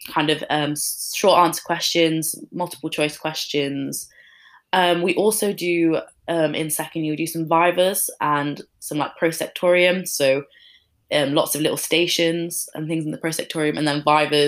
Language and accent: English; Leeds, Yorkshire and the Humber, United Kingdom; moved away as an adult; now in Birmingham, United Kingdom; I'm from Leeds